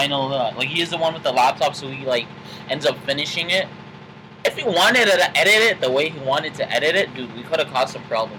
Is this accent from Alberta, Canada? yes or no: no; Toronto, Ontario, Canada; I'm from Toronto.